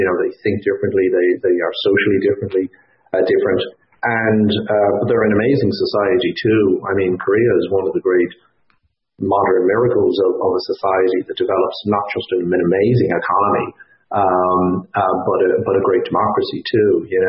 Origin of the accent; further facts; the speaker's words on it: Ireland; moved away as an adult; now in Canada; my wife is American and I'm Irish